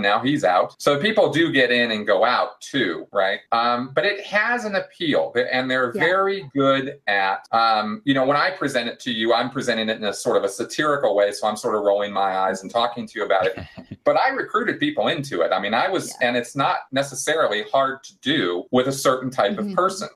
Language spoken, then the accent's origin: English; Pasadena, California, United States; Southern California, uh, which is where I grew up in Pasadena